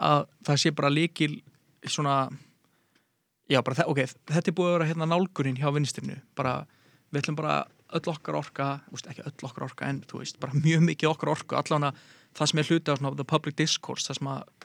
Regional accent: Garðabær, Capital Region, Iceland; ég er úr Galabænum

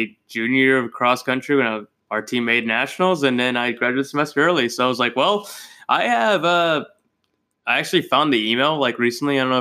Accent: Southern California, United States; moved away; I'm originally from Southern California

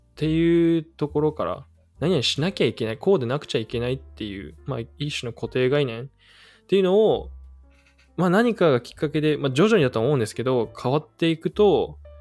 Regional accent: Aichi, Japan; moved away as an adult; also born or lived in United States / Nagoya; now in Vancouver, Canada; 愛知県生まれです

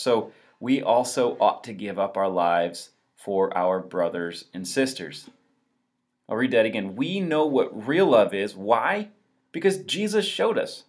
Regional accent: Walloon Lake, Michigan, United States; also born or lived in Chicago; I'm actually from northern Michigan, uh, Walloon Lake specifically

